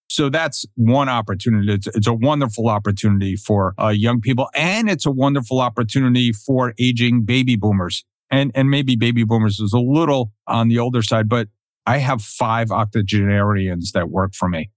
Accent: New Jersey, United States; also born or lived in Connecticut; now in Florida, United States; I'm from New Jersey

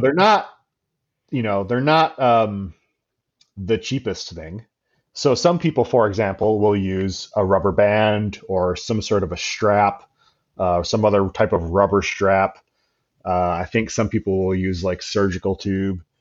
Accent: Grand Rapids, Michigan, United States; my hometown of Grand Rapids, Michigan

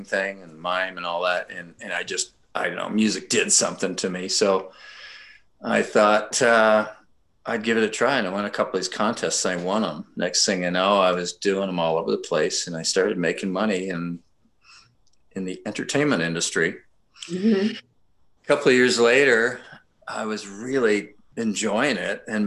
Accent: Vancouver, British Columbia, Canada; I'm this Canadian from Vancouver, British Columbia

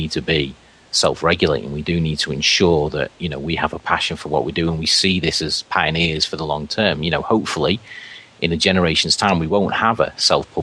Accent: Liverpool, North West England, United Kingdom; accent: Scouse; I sound really scally with my Scouse accent

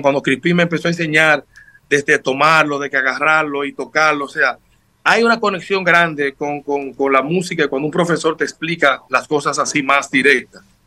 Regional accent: Sabaneta, Santiago Rodríguez, Dominican Republic; Mi madre me inculcó en mi pueblo, Santiago Rodríguez, soy natal de allá de Sabaneta

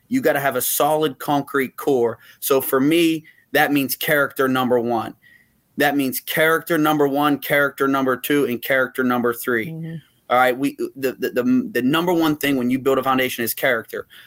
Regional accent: Uniontown, Pennsylvania, United States; moved away; I, I grew up in Uniontown, Pennsylvania, uh, which is a small town about an hour south of Pittsburgh.

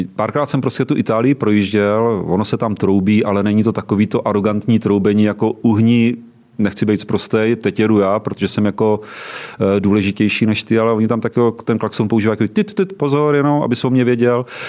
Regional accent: Třebíč District, Vysočina Region, Czechia; now in Prague, Czechia; Pocházím z Třebíčska

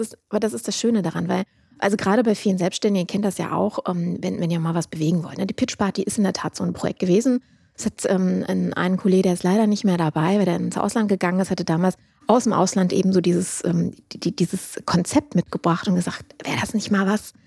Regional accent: Düsseldorf, North Rhine-Westphalia, Germany; also born or lived in Duisburg; bin ursprünglich Düsseldorferin

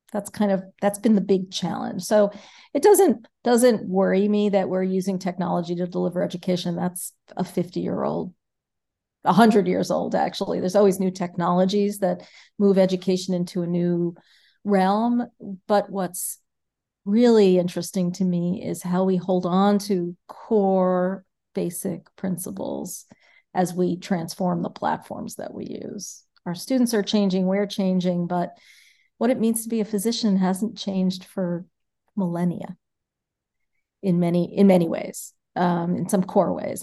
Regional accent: New York City, New York, United States; moved away as an adult; now in Milwaukee, United States; I grew up in New York City, um, I went to public schools in New York City

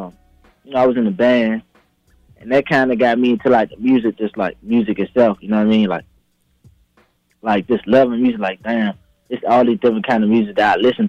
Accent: Washington, District of Columbia, United States; I'm from Washington, D.C., Northeast

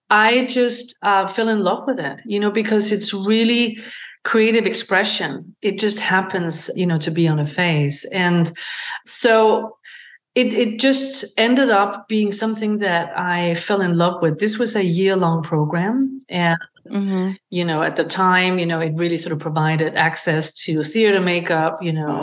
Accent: Denmark; moved away as an adult; I am originally from Denmark. I grew up on a working farm in rural Denmark.

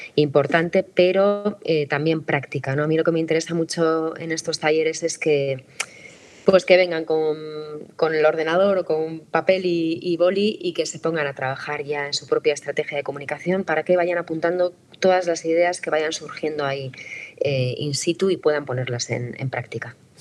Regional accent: San Sebastián, Basque Country, Spain; yo soy periodista de Donosti y escritora

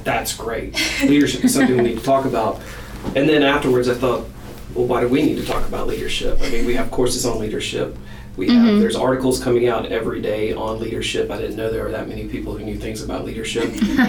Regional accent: Birmingham, Alabama, United States; moved away as an adult; also born or lived in Illinois / Iowa; now in Fayetteville, United States; I'm originally from Birmingham, Alabama. I lived there for a while.

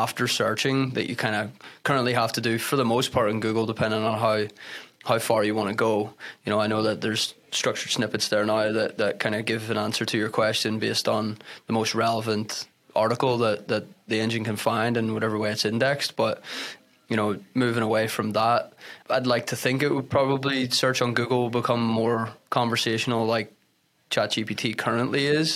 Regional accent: Belfast, Northern Ireland, United Kingdom; moved away as an adult; I'm obviously not from here again. I'm from Belfast, Ireland, and moved over here in 2012

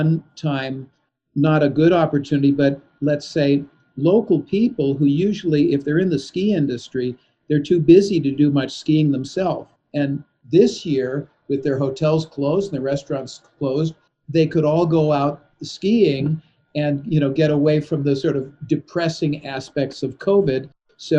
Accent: Los Angeles, California, United States; moved away; also born or lived in Gothenburg, Sweden; I grew up in Los Angeles in California

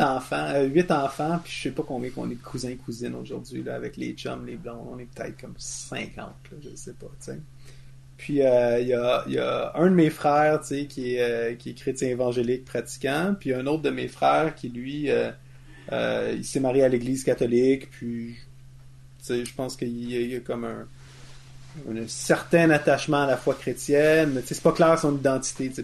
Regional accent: Quebec, Canada; on est passé de Canadien-Français à Québécois

